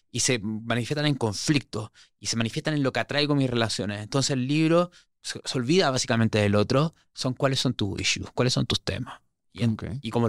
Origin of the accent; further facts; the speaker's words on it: Santiago, Santiago Metropolitan Region, Chile; moved away; Sí, sí, sí que no se me nota el acento? ¿Cuántas veces me vas a decir po dentro de todo? No, no, yo ya ocho años fuera de Chile lo tengo neutralizadísimo